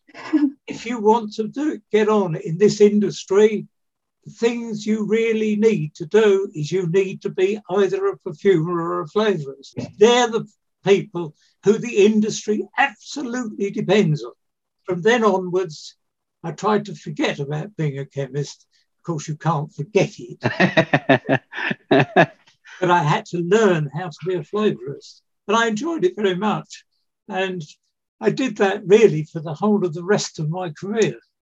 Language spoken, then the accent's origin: English; London, United Kingdom; I was born in 1933 in London